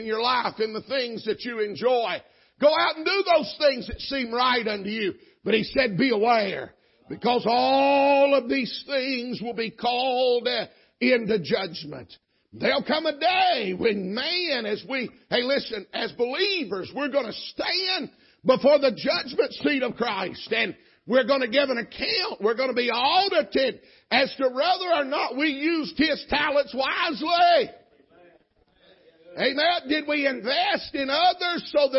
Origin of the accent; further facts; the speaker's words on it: Georgia, United States; I'm from Georgia